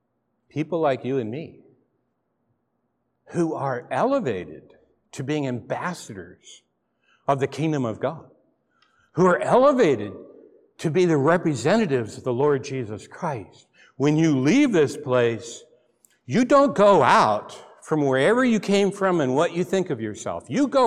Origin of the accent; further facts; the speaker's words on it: McMinnville, Oregon, United States; but I've admitted I'm from McMinnville, okay? And you're saying, yeah, a big wine place. It was not a wine place. We knew no wine when I was there. It was mud and dirt. I grew up on a dirt road in town.